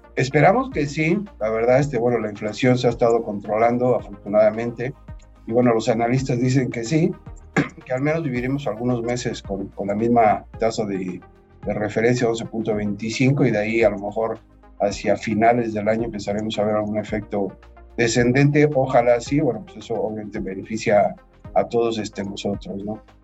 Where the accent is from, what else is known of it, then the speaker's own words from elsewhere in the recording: Mexico; como país, este, como mexicanos